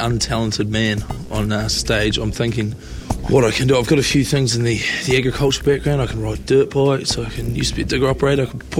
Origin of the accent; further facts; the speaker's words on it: Owaka, Otago, New Zealand; moved away as an adult; now in United Kingdom; I play in the second row, and I'm from the Owaka Valley, South Island, New Zealand.